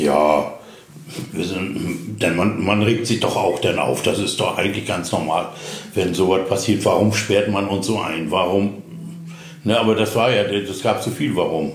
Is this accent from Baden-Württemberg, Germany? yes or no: no; Züssow, Mecklenburg-Vorpommern, Germany; moved away as an adult; also born or lived in Dömitz / Wismar; now in Rüterberg, Germany; geboren bin ich eigentlich in Züssow im Landkreis Greifswald